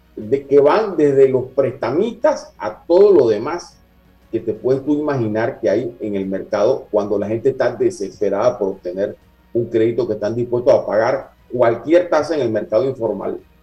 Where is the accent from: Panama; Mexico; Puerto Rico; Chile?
Panama; como panameños